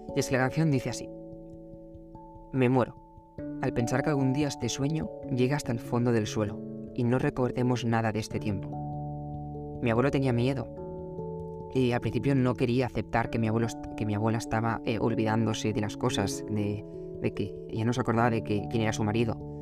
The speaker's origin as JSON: {"language": "Spanish", "town": "Barcelona", "region": "Catalonia", "country": "Spain", "said": "los dos somos de Barcelona"}